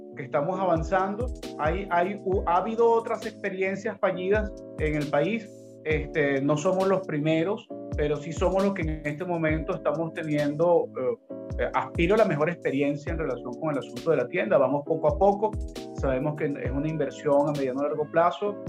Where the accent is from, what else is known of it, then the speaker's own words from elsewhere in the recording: Caracas, Capital District, Venezuela; soy caraqueño